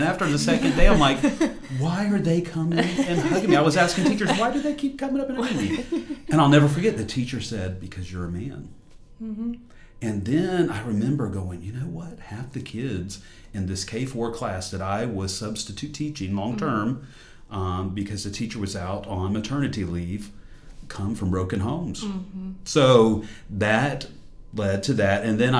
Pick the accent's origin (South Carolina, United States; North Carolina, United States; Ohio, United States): South Carolina, United States; Moncks Corner; moved away as an adult; also born or lived in Jacksonville, Florida; now in Columbia, United States; I was born and raised in Monk's Corner, South Carolina.